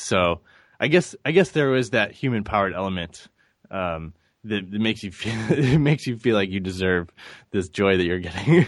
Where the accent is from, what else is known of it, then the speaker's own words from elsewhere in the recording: St. Louis, Missouri, United States; I grew up in Saint Louis, Missouri